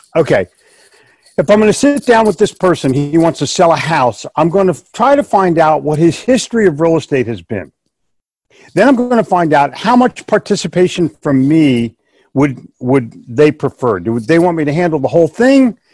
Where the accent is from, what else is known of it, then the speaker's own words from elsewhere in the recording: Philadelphia, Pennsylvania, United States; we're both from the Northeast. I grew up in Philly.